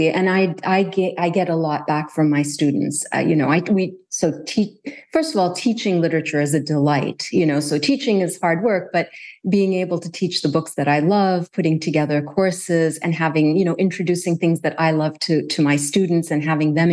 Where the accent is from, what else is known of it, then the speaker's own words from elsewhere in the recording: Kuwait; But growing up in Kuwait, I didn't have a sense that that was an option.